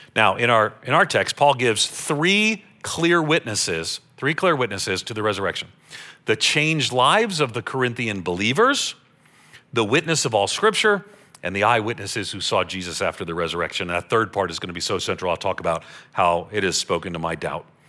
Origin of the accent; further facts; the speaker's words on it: Long Island, New York, United States; I grew up on Long Island outside of New York City